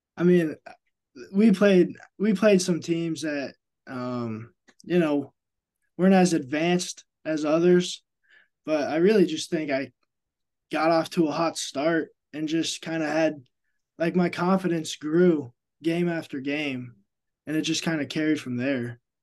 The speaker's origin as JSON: {"language": "English", "town": "Hays", "region": "Kansas", "country": "United States", "tie": "born or raised there", "moved": "as an adult", "said": "I'm from Hayes, Kansas"}